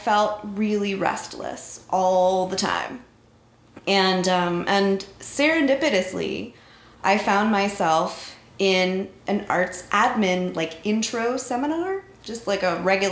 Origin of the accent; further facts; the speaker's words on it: North Central Florida, United States; in North Central Florida in the early 90s, you would find a really cute little girl